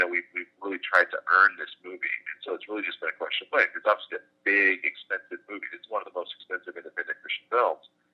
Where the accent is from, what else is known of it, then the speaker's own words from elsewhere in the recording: Birmingham, Alabama, United States; growing up in Birmingham